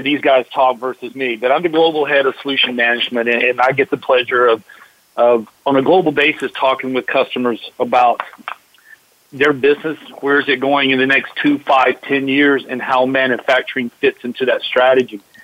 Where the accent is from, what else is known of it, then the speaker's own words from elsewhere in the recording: Atlanta, Georgia, United States; growing up in Atlanta